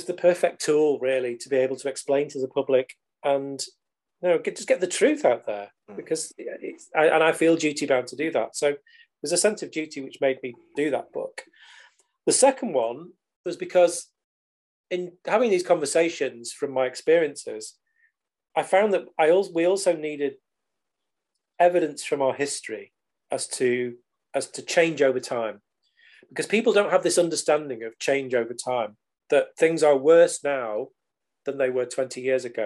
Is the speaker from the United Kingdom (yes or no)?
yes; United Kingdom